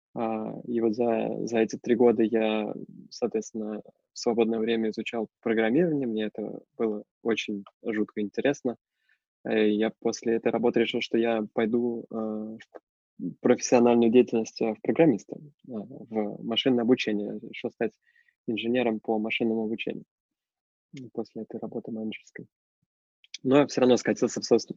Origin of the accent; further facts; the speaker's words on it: Russia; moved away as an adult; now in Germany; я из России